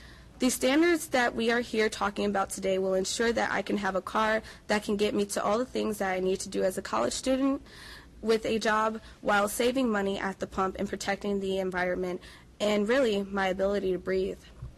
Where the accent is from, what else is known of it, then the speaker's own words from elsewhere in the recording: Chicago, Illinois, United States; now in Wisconsin, United States; Growing up in Chicago